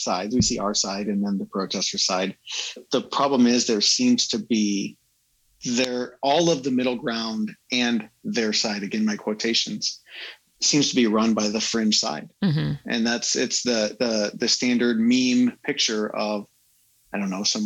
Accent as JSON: {"language": "English", "country": "United States"}